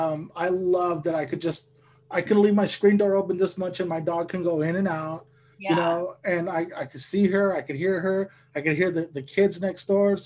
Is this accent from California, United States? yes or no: yes; Lamont, California, United States; now in Sacramento, United States; I've only been doing comedy about 2 years and I'm up here in Sacramento. Like I grew up in Lamont. So like I know Bakersfield, like that's my stomping grounds.